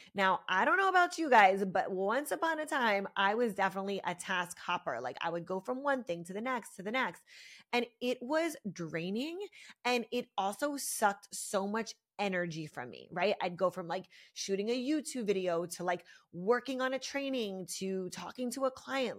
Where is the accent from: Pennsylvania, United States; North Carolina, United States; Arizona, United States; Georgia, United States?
Pennsylvania, United States; Philadelphia; moved away as an adult; now in South Florida, United States; I'm from Philly. I grew up there for, I lived there for twenty-six years